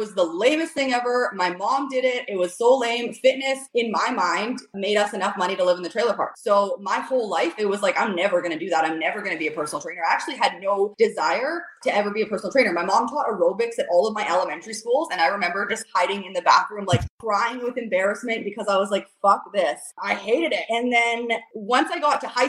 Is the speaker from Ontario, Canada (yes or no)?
no; Squamish, British Columbia, Canada; also born or lived in Campbell River, Vancouver Island; I was born and raised in Squamish